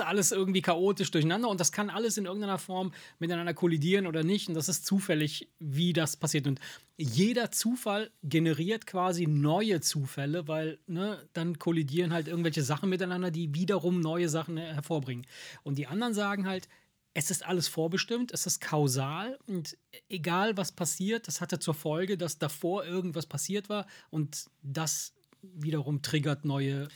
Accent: near Salerno, Campania, Italy; now in Germany

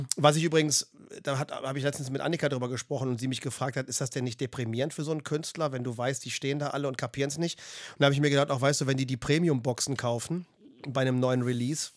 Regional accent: Germany; als Deutscher

